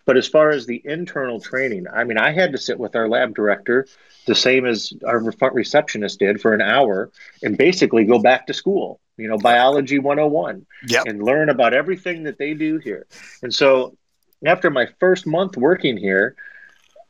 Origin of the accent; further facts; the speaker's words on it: Toledo, Ohio, United States; moved away; also born or lived in Florida; I grew up on the Great Lakes and mainly Lake Erie and up there in Northwest Ohio